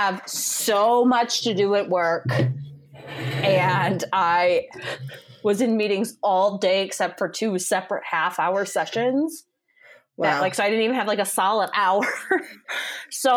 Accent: the American South, United States; accent: Southern; our Southern accent

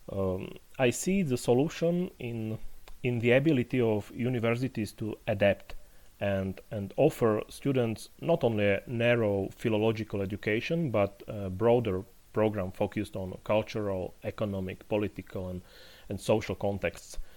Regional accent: Poprad, Prešov Region, Slovakia; staying in Slovakia, now in my hometown of Poprad, below the High Tatras, with my family and my puppy.

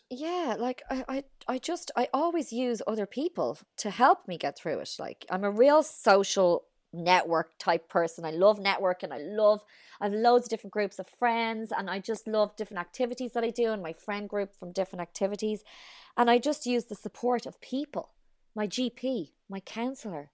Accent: Ireland; moved away as an adult; also born or lived in United States

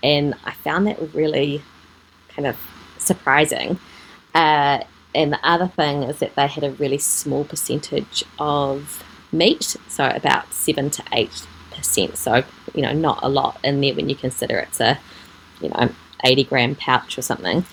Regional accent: Gisborne, New Zealand; also born or lived in Auckland, New Zealand; now in Papamoa, New Zealand; I grew up in Gisborne, and we ah. were on a kiwi fruit and apple orchard

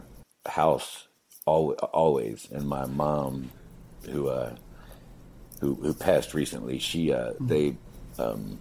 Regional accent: Cincinnati, Ohio, United States; I was born here in Cincinnati in 1979, and I've spent little time elsewhere, really, except time spent like on the road traveling.

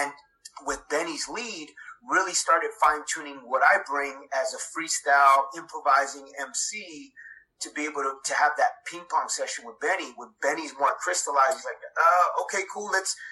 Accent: Los Angeles, California, United States; I was born in Los Angeles, California

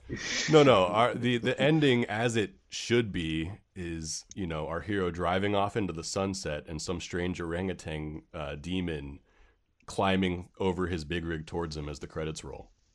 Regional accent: San Francisco, California, United States; growing up in San Francisco

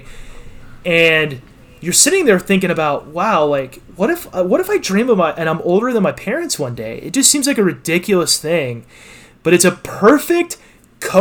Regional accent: Texas, United States; I grew up in Texas

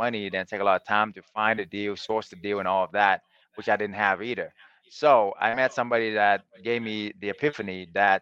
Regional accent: Vietnam; now in United States; I was born in Vietnam and then I came to America as an immigrant with nothing

